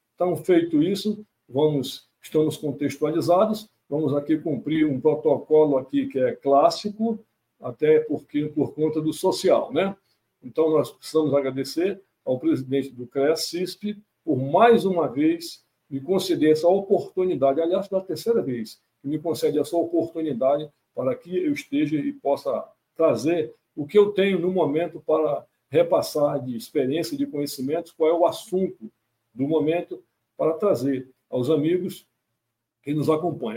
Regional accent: Manaus, Amazonas, Brazil; moved away as an adult; eu sou natural de Manaus, mas não apenas dessa Manaus bonita, a Manaus do Teatro Amazonas, mas a Manaus principalmente das beiras de rio, dos igarapés, dessa área de periferia, que foi onde eu nasci, me criei, vivi pelo menos até os 18 anos

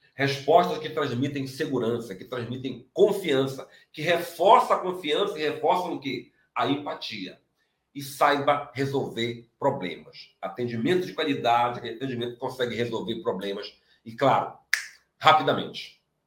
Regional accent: Pará, Brazil; eu sou do Pará

